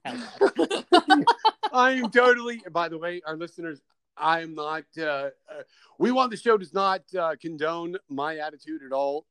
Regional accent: Kentucky, United States; now in Chicago, United States; I am from I am from uh, Kentucky

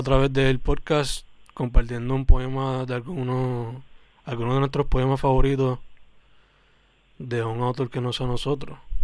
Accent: Puerto Rico; accent: boricua; la gran mayoría de mis poemas son como que en inglés full o spanglish o el español bien boricua

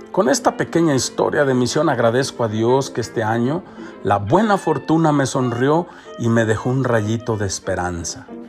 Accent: Mexico; moved away; vengo de México

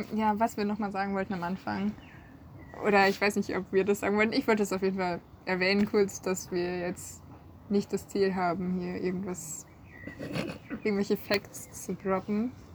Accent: North Rhine-Westphalia, Germany; moved away as an adult; now in Marburg, Germany; Ich komme aus NRW

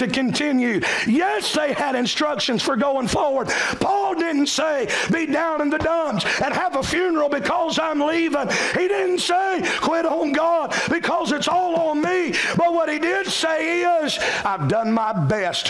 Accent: Cowpens, South Carolina, United States; in my hometown of Cowpens

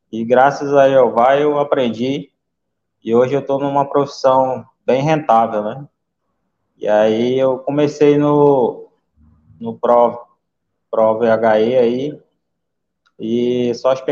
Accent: Manaus, Amazonas, Brazil; sou de Manaus, Amazonas.

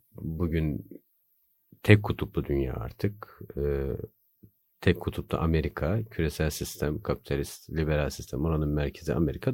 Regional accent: Bursa, Turkey; moved away as an adult; also born or lived in Erzurum; now in Istanbul, Turkey; Erzurumluyum. Bursa'da büyüdüm.

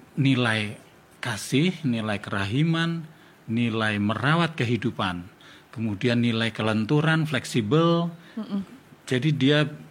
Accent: Yogyakarta, Special Region of Yogyakarta, Indonesia; saya tinggal di Jogja, saya orang Jawa. Uh, eh, papa ibu saya juga dari Jogja

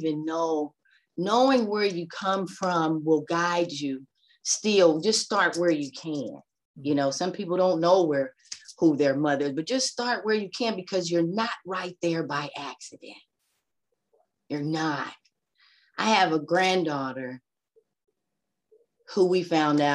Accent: Los Angeles, California, United States; now in Atlanta, United States; I'm from Los Angeles. I live in Atlanta, but I'm from Los Angeles. I was 7 years old going to Catholic school.

